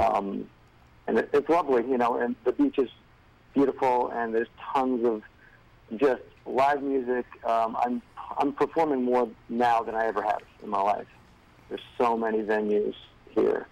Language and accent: English; Rhode Island, United States; I grew up in Rhode Island